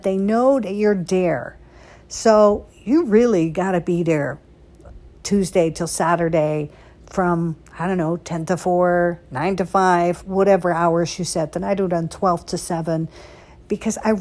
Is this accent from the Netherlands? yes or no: yes; Netherlands; also born or lived in Beverly Hills; now in United States; I was born and raised in Holland, right? And then I came to America